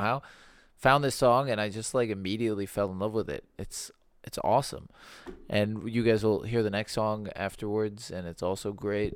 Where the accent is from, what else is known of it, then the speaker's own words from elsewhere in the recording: Birmingham, Alabama, United States; growing up in Birmingham, we were, maybe Carrie remembers, we weren't, we weren't, uh, very religious